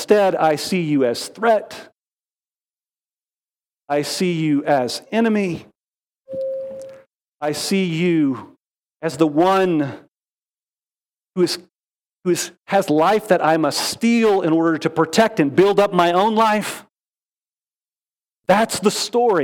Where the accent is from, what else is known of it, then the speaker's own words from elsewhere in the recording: Wichita Falls, Texas, United States; moved away as an adult; also born or lived in Fort Worth, Texas; now in Texas Hill Country, United States; I grew up in North Texas. I was born in Fort Worth. All my growing up years in Wichita Falls